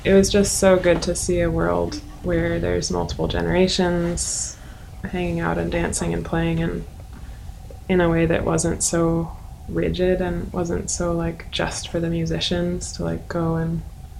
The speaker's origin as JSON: {"language": "English", "town": "Seattle", "region": "Washington", "country": "United States", "tie": "born or raised there", "said": "I grew up in Seattle"}